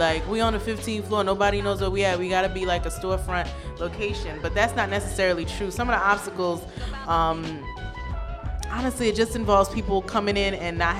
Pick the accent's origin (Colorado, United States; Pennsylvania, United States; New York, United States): New York, United States; New York City; I'm from Brooklyn, born and raised.